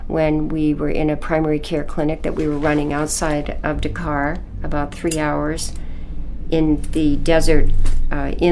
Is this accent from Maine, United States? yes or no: yes; Camden, Maine, United States; I was born in Maine and grew up in Camden